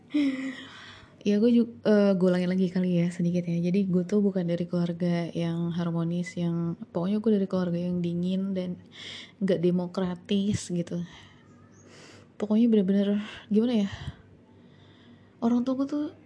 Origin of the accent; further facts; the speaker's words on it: Depok, West Java, Indonesia; also born or lived in Yogyakarta; jadi gue dari Depok ke Jogja gitu ya dan sekolah di sana